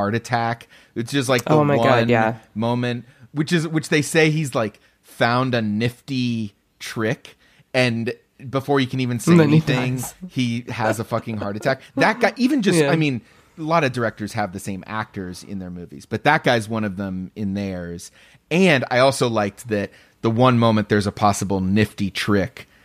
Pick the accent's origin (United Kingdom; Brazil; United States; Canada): United States; outside of Cincinnati, Ohio; where I grew up outside of Cincinnati